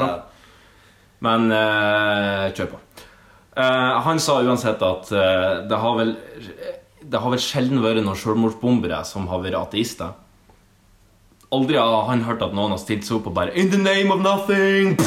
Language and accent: Norwegian; Sandnessjøen, Nordland, Norway; now in Oslo, Norway; i hjembyen min Sandsjøen